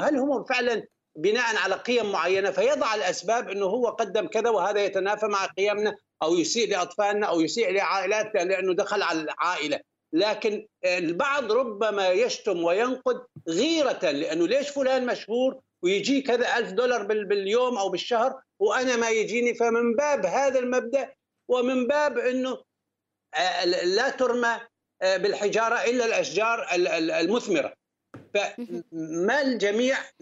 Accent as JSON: {"language": "Arabic", "country": "Syria", "also_born_or_lived": "Gulf", "moved": "as an adult", "said": "بلدي سوريا"}